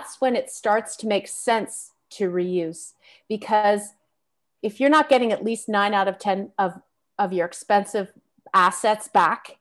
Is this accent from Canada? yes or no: yes; Canada; As a Canadian